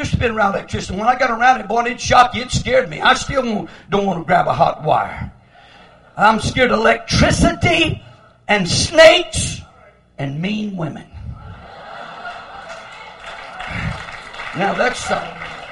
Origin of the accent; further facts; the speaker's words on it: Lamesa, Texas, United States; I was born in La Mesa, Texas. That's where I was born, but that isn't where we lived. We lived way out in the country. We lived 30 miles from town, way out in the country